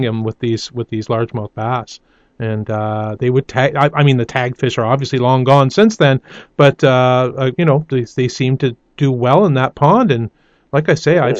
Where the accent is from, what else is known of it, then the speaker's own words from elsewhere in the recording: Toronto, Ontario, Canada; As a kid growing up in Toronto